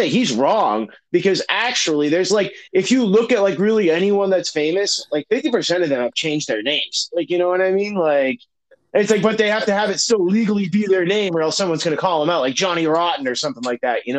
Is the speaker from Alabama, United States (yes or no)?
no; Massachusetts, United States; I'm from Mass